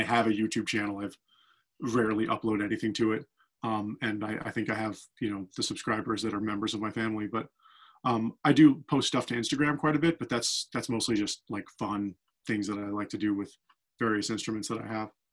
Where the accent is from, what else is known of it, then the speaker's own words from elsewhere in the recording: New York, United States; also born or lived in Boston; now in Los Angeles, United States; I was born in Boston and I moved to New York when I was 9 and I grew up in New York